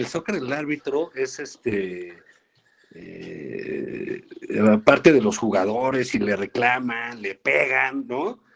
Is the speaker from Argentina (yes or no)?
no; Mexico; los mexicanos